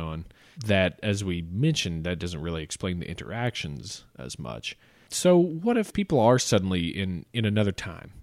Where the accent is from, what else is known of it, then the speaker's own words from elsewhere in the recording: the South, United States; I'm from the South